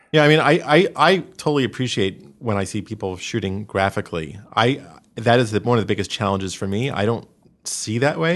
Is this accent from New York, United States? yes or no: yes; New York, United States; growing up in New York